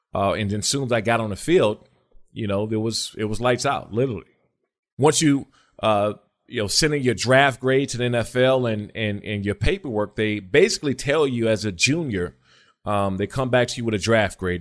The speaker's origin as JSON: {"language": "English", "region": "Maryland", "country": "United States", "tie": "born or raised there", "said": "I grew up in, in Maryland"}